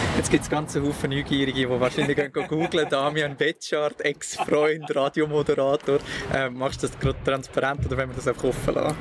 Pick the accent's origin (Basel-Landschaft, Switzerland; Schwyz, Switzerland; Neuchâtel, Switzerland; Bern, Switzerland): Schwyz, Switzerland; Brunnen; ich bin auch im Kanton Schweiz aufgewachsen